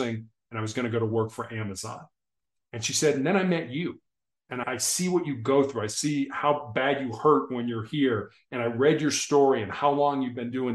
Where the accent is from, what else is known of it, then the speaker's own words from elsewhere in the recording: Chicago, Illinois, United States; I grew up in Chicago